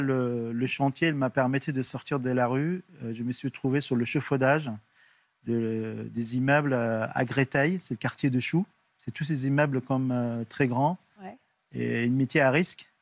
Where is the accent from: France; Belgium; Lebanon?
Lebanon; moved away as an adult; also born or lived in Liberia; Partir au Liban avec la guerre civile